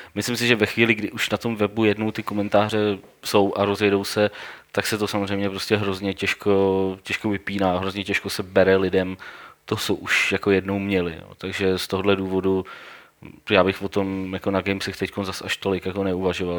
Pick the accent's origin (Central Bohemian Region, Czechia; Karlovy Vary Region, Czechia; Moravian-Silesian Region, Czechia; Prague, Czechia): Central Bohemian Region, Czechia; Domašín; jsem z domašína